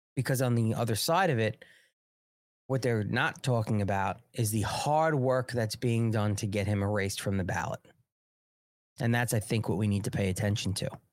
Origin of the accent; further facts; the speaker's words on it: Long Island, New York, United States; accent: New York; I'm from Long Island